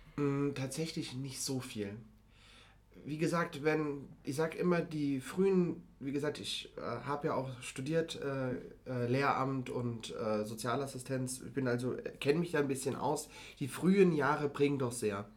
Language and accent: German; Mainz, Rhineland-Palatinate, Germany; now in Frankfurt, Germany; Ich bin aufgewachsen in einem Viertel von Mainz